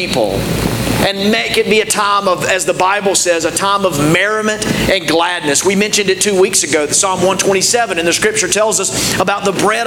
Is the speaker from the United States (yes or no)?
yes; United States